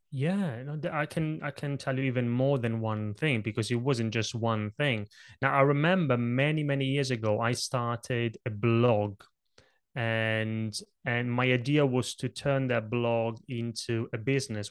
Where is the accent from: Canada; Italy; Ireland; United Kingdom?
Italy; born or raised there; English is a second language; moved away